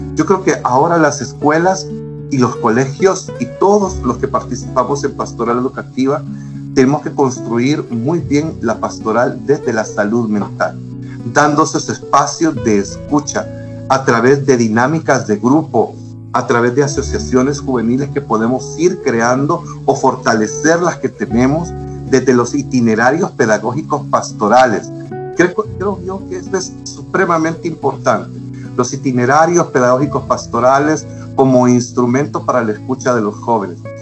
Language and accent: Spanish; El Salvador; a nombre de cada una de las escuelas y colegios de nuestro pulgarcito